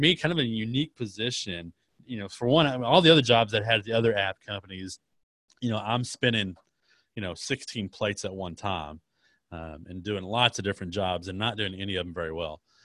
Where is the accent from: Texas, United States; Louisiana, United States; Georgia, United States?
Texas, United States; Dallas; I was born in Dallas, Texas, and, uh, so I'm a Texas, Texas guy, third and third, lived in Texas my entire life